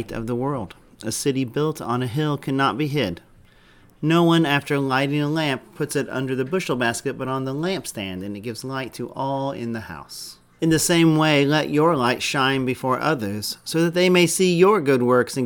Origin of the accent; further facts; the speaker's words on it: Indianapolis, Indiana, United States; moved away; I grew up in Indianapolis